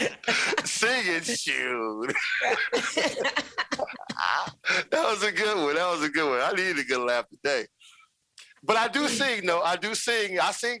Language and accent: English; Long Beach, California, United States; my hometown and back in Long Beach, California